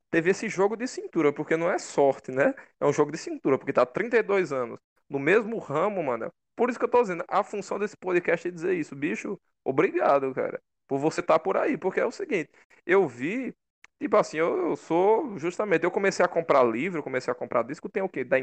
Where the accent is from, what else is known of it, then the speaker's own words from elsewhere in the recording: Crato, Ceará, Brazil; Eu sou daqui, né? sou do Crato.